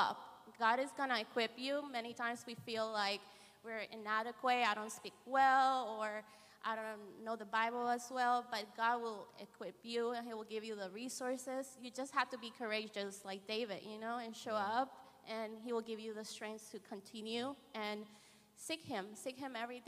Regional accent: Honduras; moved away; I grew up in Honduras

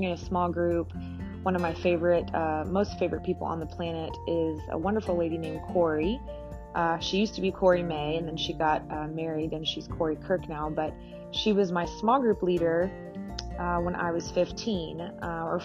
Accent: Alpharetta, Georgia, United States; also born or lived in Marietta, Georgia / Kenya; we moved to Alpharetta from Marietta, and my dad stayed in Marietta for a while, and then he moved to Alpharetta, not far from us. But we didn't really grow up in the church

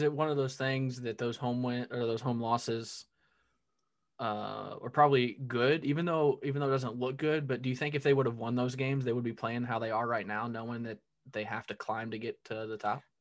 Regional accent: Southern Illinois, United States; I grew up in Southern Illinois

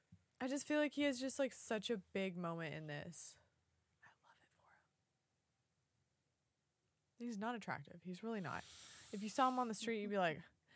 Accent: Texas, United States; I'm from Texas, Texas.

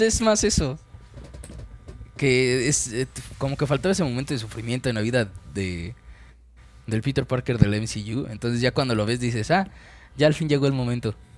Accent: Mexico; soy mexicano

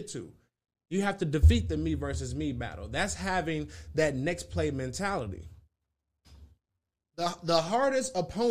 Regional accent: Milwaukee, Wisconsin, United States; I come from Milwaukee, Wisconsin, 414

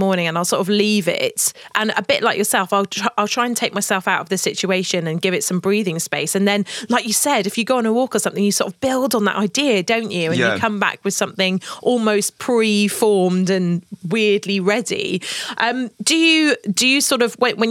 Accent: United Kingdom; being the British naive girl that I was back at the time

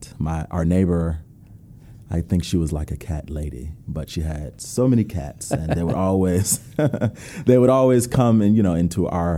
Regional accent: Rochester, New York, United States; moved away as an adult; also born or lived in North Carolina; So I grew up in Rochester, New York. Never moved, all of my family's still there.

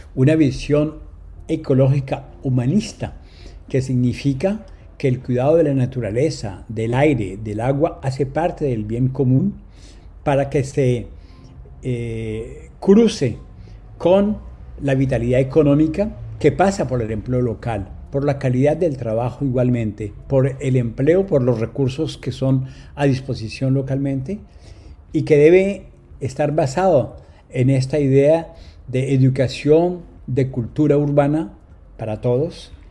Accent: Colombia; moved away as an adult; now in France; como ciudadano francés, pero nacido en Colombia. Yo salí de Colombia a los 20 años, llevo 43 en Francia

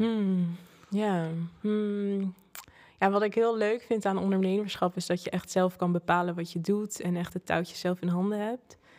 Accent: Zoetermeer, South Holland, Netherlands; ik ben opgegroeid in Zoetermeer. Oké. daar ben ik geboren

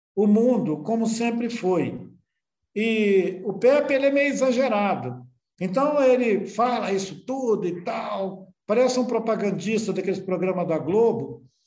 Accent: Brazil; daqui da beira do rio, onde eu nasci

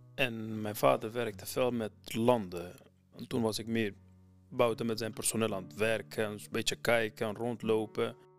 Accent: Iraq; Dutch is a second language; now in Netherlands; Ik kom uit Irak, maar omdat nu al veel in mijn leven is gebeurd in Nederland dan in Irak

